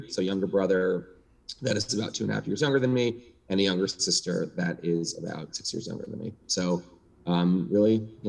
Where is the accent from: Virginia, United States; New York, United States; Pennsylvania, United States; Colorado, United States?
New York, United States; New York City; I grew up in New York City. Born and bred New York City guy. Live here now.